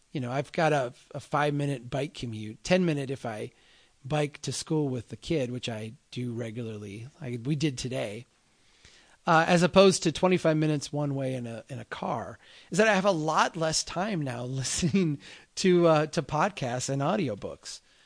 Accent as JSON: {"language": "English", "region": "Midwest", "country": "United States", "also_born_or_lived": "Minnesota", "said": "my Midwestern eyes"}